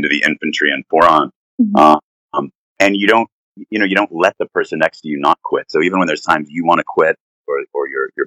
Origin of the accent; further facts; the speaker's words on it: Knoxville, Tennessee, United States; moved away as an adult; now in Hong Kong; Knoxville, Tennessee, my hometown